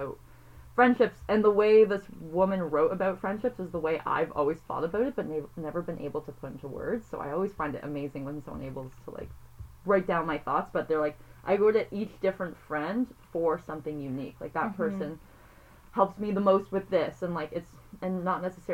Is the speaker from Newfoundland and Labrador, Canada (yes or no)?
no; Toronto, Ontario, Canada; I grew up in Toronto